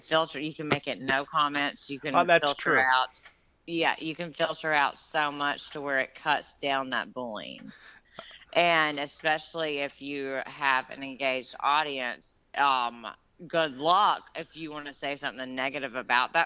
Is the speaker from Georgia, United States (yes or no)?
yes; Georgia, United States; my hometown where I grew up in Georgia